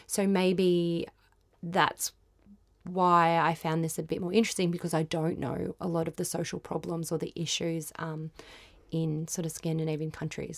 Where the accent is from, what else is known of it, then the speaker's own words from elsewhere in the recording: Queensland, Australia; I'm from Queensland